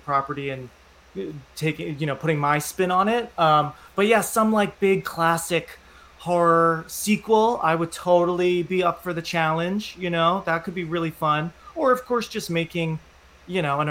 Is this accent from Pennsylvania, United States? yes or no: yes; Philadelphia, Pennsylvania, United States; also born or lived in New York; now in Kittery, United States; I'm from Philly